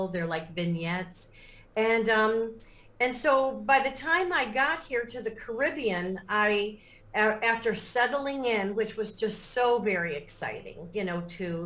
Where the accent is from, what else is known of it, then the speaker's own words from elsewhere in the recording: Lake Forest, Illinois, United States; moved away as an adult; now in St. Croix, U.S. Virgin Islands; I grew up in the northern suburbs, I guess it would be called, the North Shore of Chicago